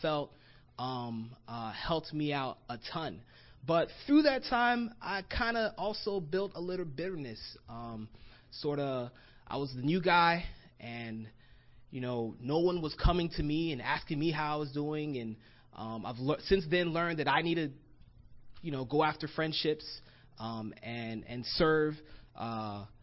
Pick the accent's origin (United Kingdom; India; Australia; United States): United States; Florida; moved away as an adult; also born or lived in Gainesville, Florida; now in Los Angeles, United States; I'm from Florida, and I grew up in Florida, got baptized in Florida.